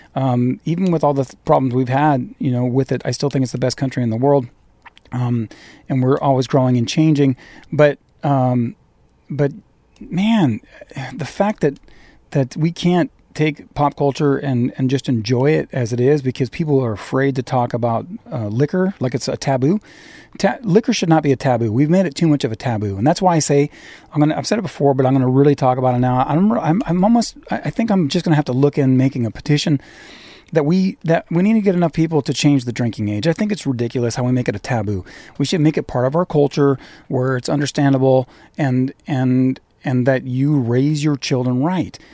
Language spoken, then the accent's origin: English; California, United States; also born or lived in Irvine, Orange County; I'm a Californian. I'm an, I'm in Orange County. I live in Irvine